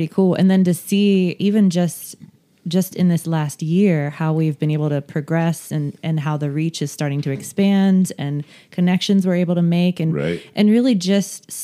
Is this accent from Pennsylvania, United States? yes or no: no; Martinsburg, West Virginia, United States; also born or lived in Winchester, Virginia; I was raised in Martinsburg